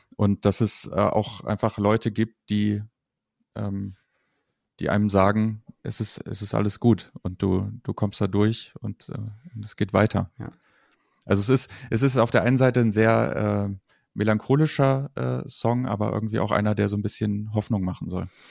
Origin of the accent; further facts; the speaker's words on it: Kassel, Hesse, Germany; ich komme aus Kassel